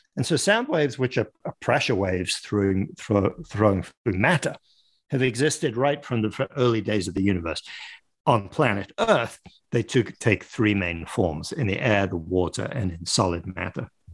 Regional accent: Paris, Île-de-France, France; moved away as an adult; also born or lived in London, United Kingdom; now in United States; I live in the United States, but I I grew up in France and in in and around Paris. I was born in London

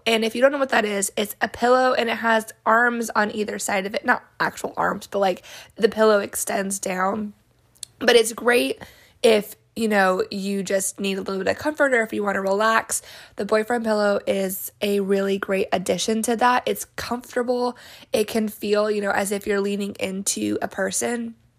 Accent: New Mexico, United States; when I was little growing up in New Mexico.

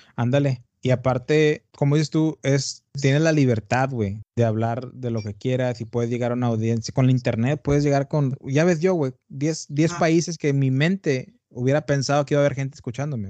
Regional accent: Tamaulipas, Mexico; also born or lived in Brownsville, Texas; Yo soy de Tamaulipas, del norte de México. Ajá. Y ahorita estoy en, bueno, ahorita estoy en Matamoros, Tamaulipas.

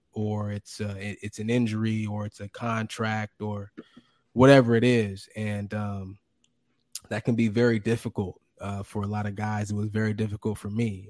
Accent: Fremont, California, United States; moved away as an adult; also born or lived in Logan, Utah; my hometown. Grew up in Fremont, California

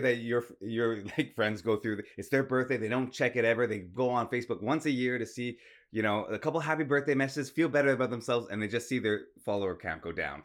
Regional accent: Toronto, Ontario, Canada; I was born in the Women's Collegiate Hospital in Toronto

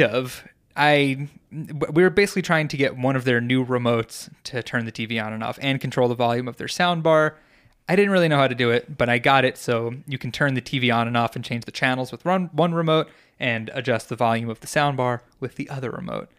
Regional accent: New York, United States; moved away; growing up in New York

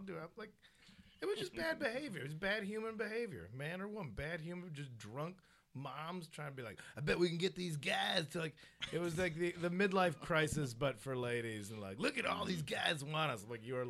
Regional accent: Addison, Illinois, United States; now in Los Angeles, United States; Chicago. Just outside. I'm the burbs, but I, you know, you gotta play in the city.

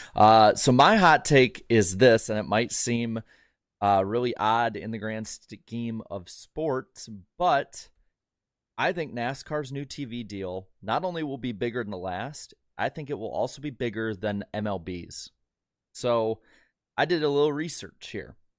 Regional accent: Midwest, United States; as a Midwesterner

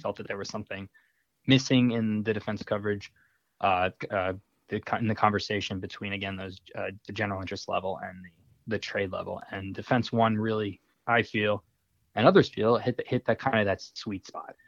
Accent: Long Island, New York, United States; moved away; I'm I'm from Long Island

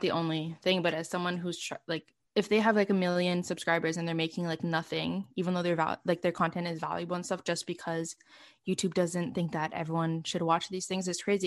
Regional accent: Montreal, Quebec, Canada; born or raised there

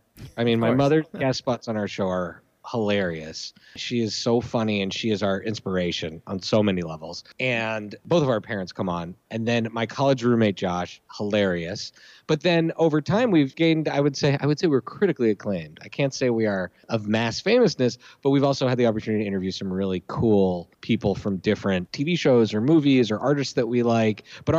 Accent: Philadelphia, Pennsylvania, United States; born there; My fandom is rooted in the fact that I was born in Philly.

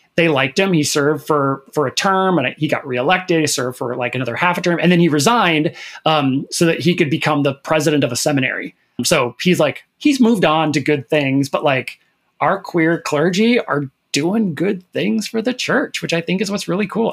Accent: Minnesota, United States; I'm from Minnesota

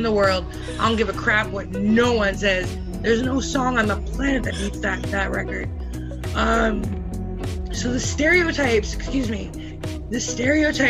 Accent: British Columbia, Canada; when I was growing up in British Columbia

